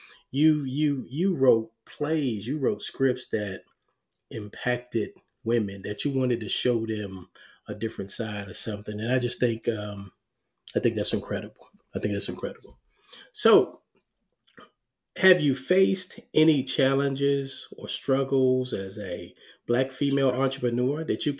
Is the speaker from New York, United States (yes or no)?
yes; New York City, New York, United States; I was born in Harlem, New York. We lived on the 14th floor in the projects.